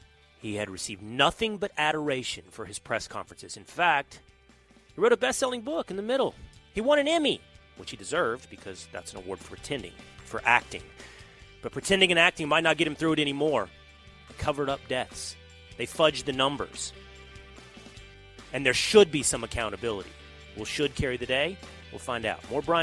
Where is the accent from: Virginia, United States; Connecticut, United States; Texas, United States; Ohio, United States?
Texas, United States; moved away as an adult; also born or lived in New York; I'm broadcasting to you live from Texas today. I'm in this sort of limbo, weird transition in life. Am I back to being a Texan? Have I moved out of New York?